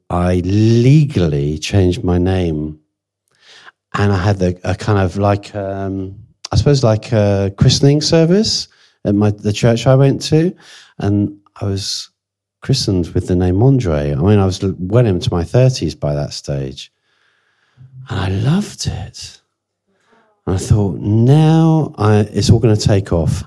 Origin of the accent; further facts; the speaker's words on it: Jersey; I was born in Jersey, which is kind of halfway to France anyway